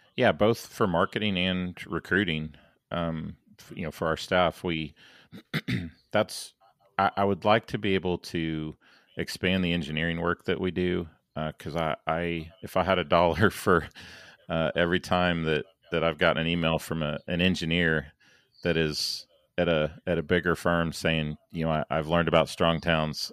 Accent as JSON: {"language": "English", "town": "St. Louis", "region": "Missouri", "country": "United States", "tie": "born or raised there", "moved": "yes", "lives_now": "Dallas, United States", "said": "I was born in St. Louis, so I have uh, a lot of friends and family still up in St. Louis, Kansas City, Chicago, that that neck of the woods."}